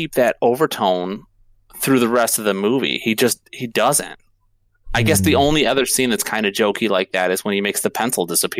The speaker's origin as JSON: {"language": "English", "town": "Chicago", "region": "Illinois", "country": "United States", "tie": "born or raised there", "said": "I was born in Chicago. Mm-hmm. I live south of Chicago now, but I was born 59. I lived at 59th and Kedzie. I was up there till I was like almost 10 years old."}